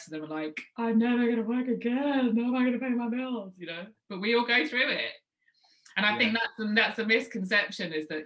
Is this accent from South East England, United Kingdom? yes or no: no; London, United Kingdom; moved away as an adult; now in Manchester, United Kingdom; I'm based in Manchester. People didn't know that, even though I'm a Londoner.